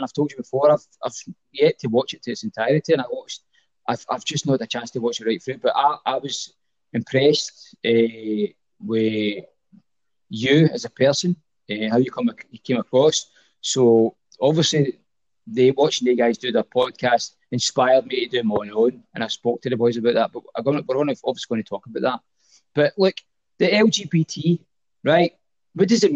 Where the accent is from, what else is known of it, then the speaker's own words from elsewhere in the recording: Glasgow, Scotland, United Kingdom; I grew up in Drumchapel as well.